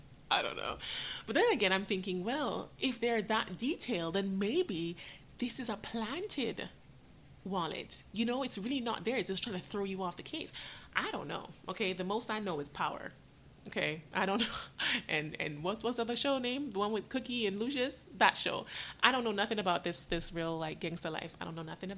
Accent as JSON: {"language": "English", "country": "Jamaica", "tie": "born or raised there", "also_born_or_lived": "New York, United States", "moved": "yes", "lives_now": "United States", "said": "I was born in New York, but when I was born, I was sent to Jamaica to live with my dad and my grandmother. My dad eventually came up, and I came up with him, but then I went back down again to live down there with my grandmother, and that's when I went to school"}